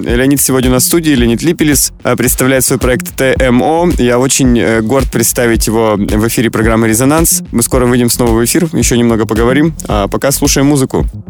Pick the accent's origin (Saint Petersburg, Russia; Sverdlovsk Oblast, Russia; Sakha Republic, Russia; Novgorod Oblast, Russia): Sverdlovsk Oblast, Russia; Yekaterinburg; я вот из Екатеринбурга сам